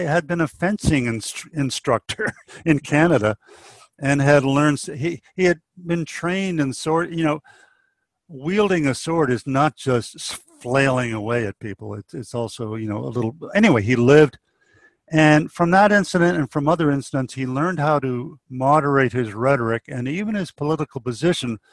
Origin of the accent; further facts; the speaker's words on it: New England, United States; also born or lived in Narragansett Bay, Rhode Island; now in Sagaponack, United States; I was raised in New England and I lived right on Narragansett Bay in a reconstructed lighthouse. So I grew up in a kind of a very peaceful situation